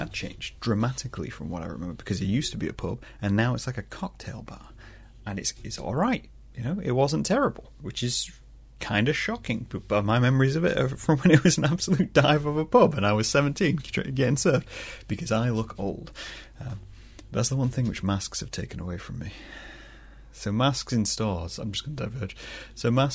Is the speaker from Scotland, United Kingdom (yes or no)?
no; Scunthorpe, Yorkshire and the Humber, United Kingdom; moved away; I'm originally from Scunthorpe